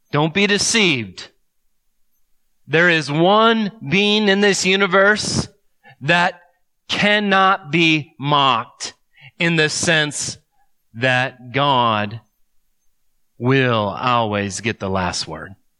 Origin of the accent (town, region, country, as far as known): United States